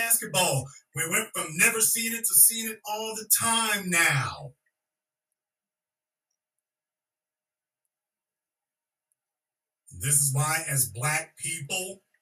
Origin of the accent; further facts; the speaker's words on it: Louisiana, United States; I'm from Louisiana